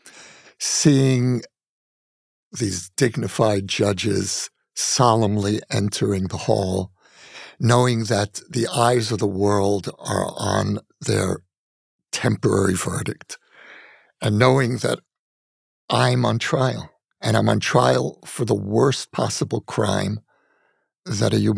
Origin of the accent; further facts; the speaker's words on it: United States; moved away as an adult; now in Israel; my life as a Jew, growing up in America, then becoming a citizen of Israel.